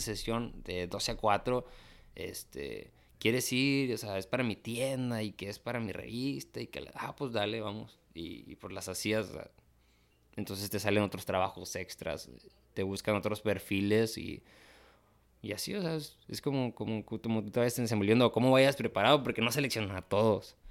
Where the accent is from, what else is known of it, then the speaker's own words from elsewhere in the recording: Tamaulipas, Mexico; soy de Tamaulipas